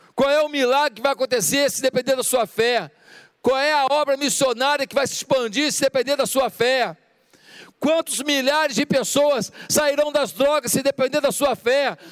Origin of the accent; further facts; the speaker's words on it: Rio de Janeiro, Brazil; moved away as an adult; also born or lived in Ipatinga, Minas Gerais; Eu me lembro quando eu saí do Rio de Janeiro, ficava pertinho do meu pai, da minha mãe, dos meus amigos de infância, e eu fui pastorear em Ipatinga, Minas Gerais